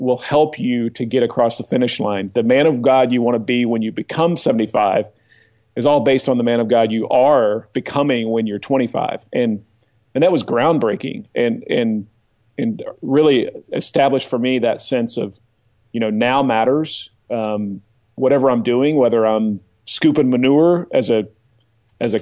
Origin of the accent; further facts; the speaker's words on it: just outside of Tulsa, Oklahoma, United States; I'm an Oklahoma boy. I grew up just outside of Tulsa